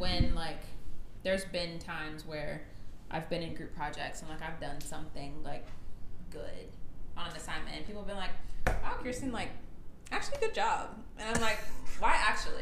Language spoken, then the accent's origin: English; Gwinnett County, Georgia, United States; where we're from and how we were raised